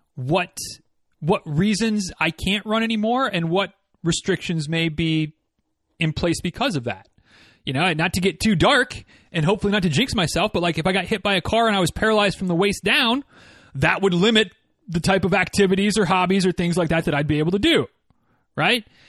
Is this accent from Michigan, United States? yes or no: yes; Northern Michigan, United States; moved away; growing up in Northern Michigan like I did